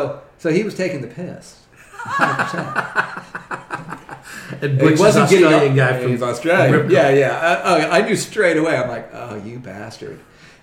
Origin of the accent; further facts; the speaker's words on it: California, United States; accent: California; moved away as an adult; also born or lived in San Diego; now in New Zealand; you've got sort of like Kiwiisms out of, you know, a very California accent.